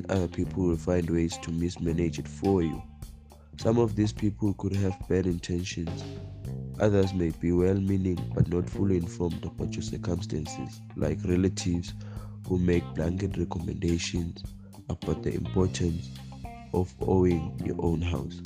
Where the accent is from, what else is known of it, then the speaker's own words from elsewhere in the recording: Eswatini; I'm from Babale, Eswatini